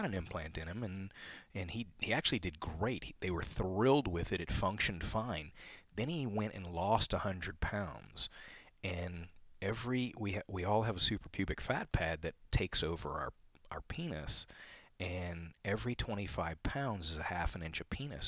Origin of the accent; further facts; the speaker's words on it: New Orleans, Louisiana, United States; moved away as an adult; now in Austin, United States; I grew up in Louisiana, grew up in New Orleans